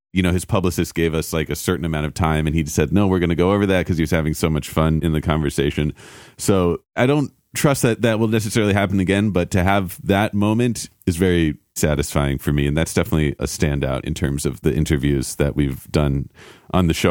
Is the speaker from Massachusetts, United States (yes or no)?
no; New York City, New York, United States; moved away as an adult; also born or lived in California; now in Los Angeles, United States; I grew up in New York City, and then we swapped coasts eventually